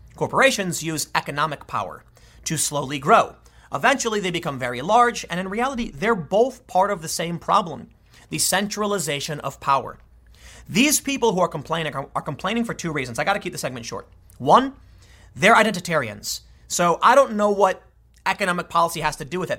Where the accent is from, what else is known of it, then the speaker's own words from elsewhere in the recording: United States; I'm an American and identify as such